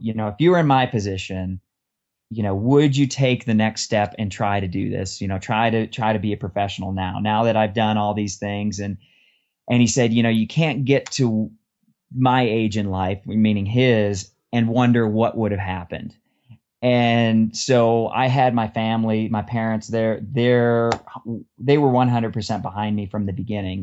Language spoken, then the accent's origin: English; Detroit, Michigan, United States; moved away as an adult; also born or lived in Austin, Texas; I'm from Detroit area. I went to University of Michigan and I moved down to Austin, Texas for my first job